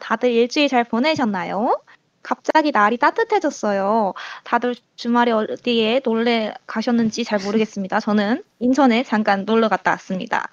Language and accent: Korean; Muan, South Jeolla, South Korea; 저는 고향이 전라남도 무안이고요.